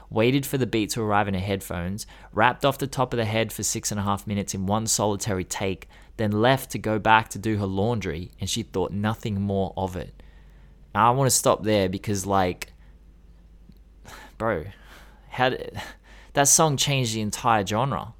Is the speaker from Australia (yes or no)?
yes; Australia; I'm Australian, and we're so, we're so yokel.